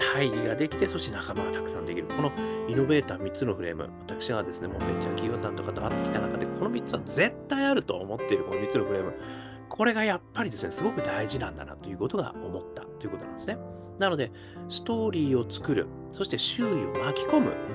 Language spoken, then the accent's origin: Japanese; Hokkaido, Japan; now in Tokyo, Japan; 北海道生まれとしては